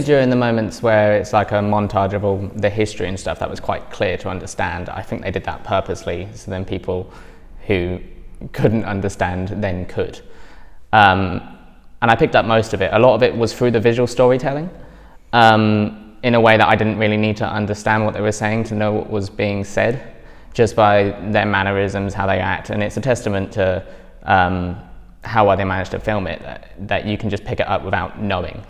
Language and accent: English; East Anglia, East of England, United Kingdom; I'm not Scottish. You know, I'm from East Anglia.